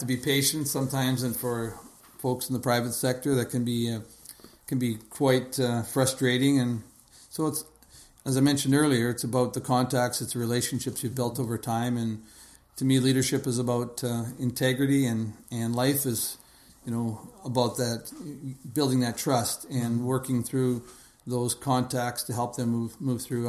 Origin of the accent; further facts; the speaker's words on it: Edmonton, Alberta, Canada; moved away as an adult; now in Kelowna, Canada; growing up in Edmonton, uh, we had uh, you know, youngest of four boys